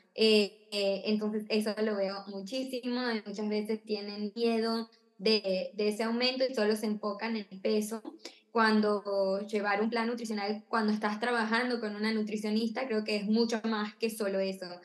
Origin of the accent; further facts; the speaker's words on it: Argentina; now in Miami, United States; vivo en Miami, eh, soy de Argentina